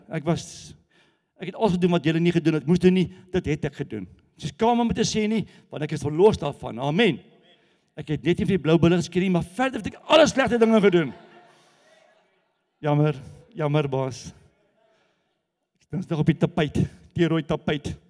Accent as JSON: {"language": "Afrikaans", "region": "Gauteng", "country": "South Africa", "said": "maar die Kaapenaars wat waar kom jy vandaan? Jy van Gauteng. Wat's fout? Ek gaan nie jou berg steel nie. So die Kaapenaars glo dat ons van Gauteng af wil die berg kom steel."}